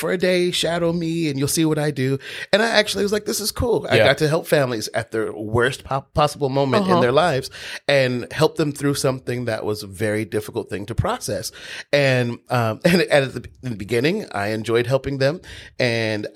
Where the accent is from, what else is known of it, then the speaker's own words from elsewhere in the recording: Los Angeles, California, United States; also born or lived in Georgia; I'm originally from Los Angeles